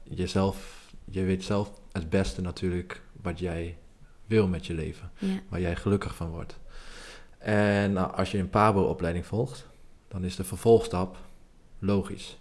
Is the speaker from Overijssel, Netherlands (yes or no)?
yes; Nijverdal, Overijssel, Netherlands; ik kom uit Nijverdal, maar was geen bekende Nijverdaller